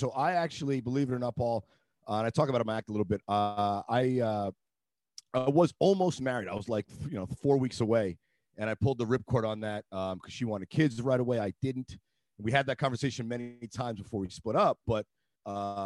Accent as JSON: {"language": "English", "town": "New York City", "region": "New York", "country": "United States", "tie": "born or raised there", "also_born_or_lived": "Boston", "moved": "as an adult", "lives_now": "California, United States", "said": "I grew up in New York City."}